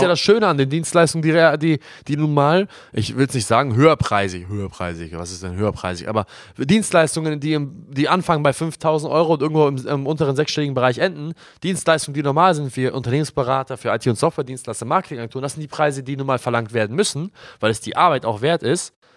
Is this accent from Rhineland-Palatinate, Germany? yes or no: no; Hamburg, Germany; also born or lived in Glinde / Reinbek; wir kommen ja aus Hamburg und da, wo wir wohnen, ist ja, ist ja 10 Kilometer außerhalb von Hamburg, Glinde Rheinbeck